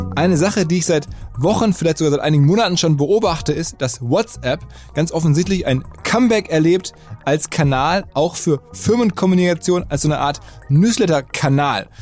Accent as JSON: {"language": "German", "town": "Essen", "region": "North Rhine-Westphalia", "country": "Germany", "moved": "yes", "lives_now": "Hamburg, Germany", "said": "wir sind eine Generation von Typen aus dem Ruhrgebiet. Ich glaube, er ist leicht älter als ich. Jedenfalls er aus Duisburg, ich aus Essen"}